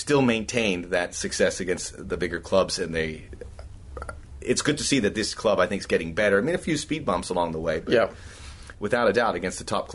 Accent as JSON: {"language": "English", "country": "United States", "said": "As an American man"}